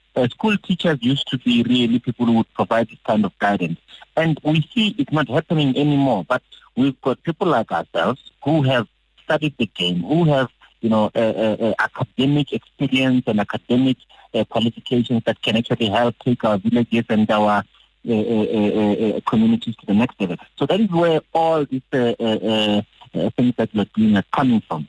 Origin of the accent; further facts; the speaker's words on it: Muleji, Limpopo, South Africa; I'm from Muleji.